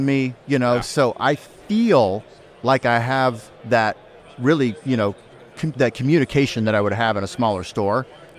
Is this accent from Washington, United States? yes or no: no; California, United States; now in Kansas City, United States; I'm in Kansas City now. I'm from California, but now I'm in KC.